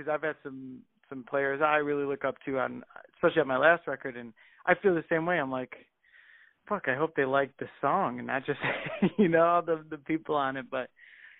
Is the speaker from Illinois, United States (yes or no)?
yes; Chicago, Illinois, United States; "We're from here. I fucking play here 3 times a week, you know?"